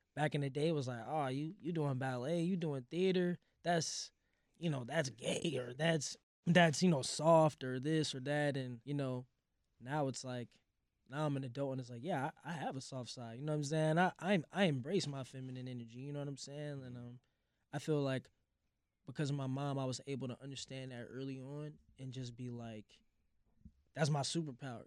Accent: St. Louis, Missouri, United States; born or raised there; also born or lived in Hoffman Estates, Illinois

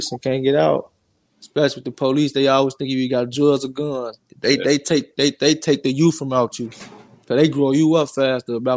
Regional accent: Chicago, Illinois, United States; growing up in North Lawndale

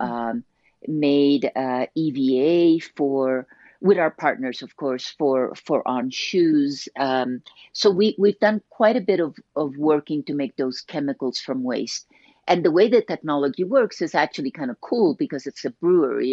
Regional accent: Colombia; moved away; I grew up in Colombia

